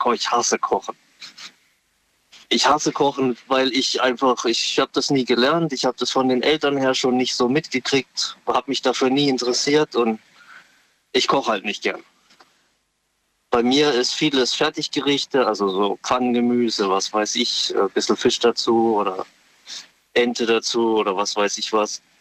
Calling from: Karlsruhe, Baden-Württemberg, Germany; Aus Karlsruhe.

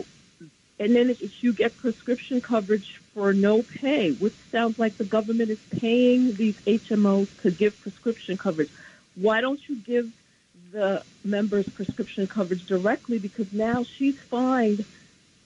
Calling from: New Rochelle, New York, United States; I'm calling from New Rochelle.

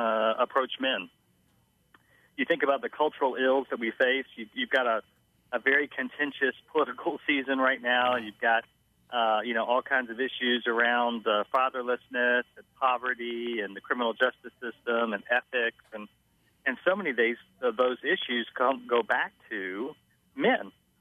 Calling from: Orlando, Florida, United States; I'm calling from Orlando, Florida

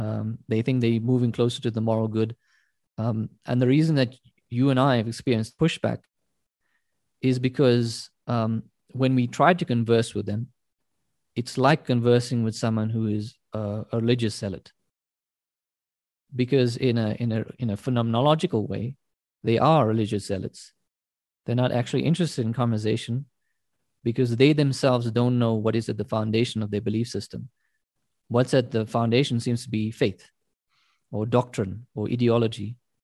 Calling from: South Africa; I'm speaking from South Africa. I teach at a South African university.

